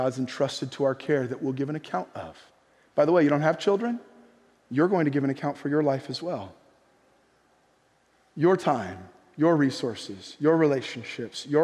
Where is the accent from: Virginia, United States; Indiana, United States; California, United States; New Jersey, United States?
California, United States; also born or lived in Bay Area / Orange County; coming from California